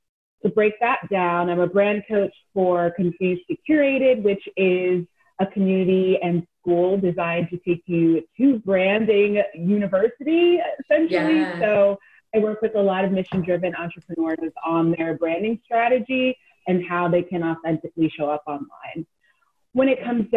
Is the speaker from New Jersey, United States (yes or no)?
yes; Jersey City, New Jersey, United States; also born or lived in New York; I was born and raised in New Jersey, Jersey City, but I claim New York. I am a New Yorker.